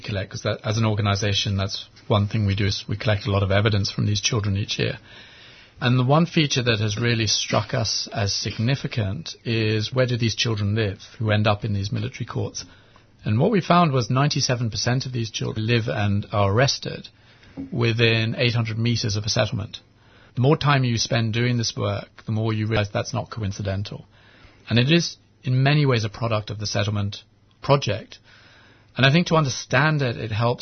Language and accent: English; England, United Kingdom; moved away as an adult; also born or lived in Sydney / Hong Kong; now in Jerusalem; I was born in Sydney, and then my parents moved to Hong Kong, and I grew up in England